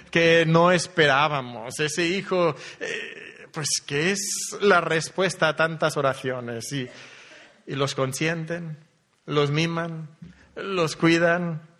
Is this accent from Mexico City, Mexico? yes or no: no; Monterrey, Nuevo León, Mexico; also born or lived in Elche, Spain; venimos de Monterrey, México, aunque la historia que Dios ha trazado para nosotros es, variada. para mí comenzó en Elche, hace ya algunos años, naciendo en Elche